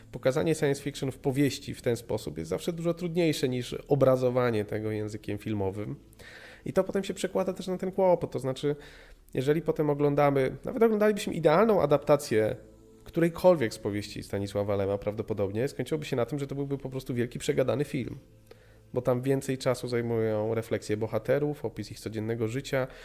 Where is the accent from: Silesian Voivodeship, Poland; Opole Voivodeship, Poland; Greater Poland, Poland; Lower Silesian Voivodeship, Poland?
Opole Voivodeship, Poland; U nas na Opolszczyźnie pamiętam, że fragmenty właśnie pilota Pirksa jako, jako jakaś le-, lektura uzupełniająca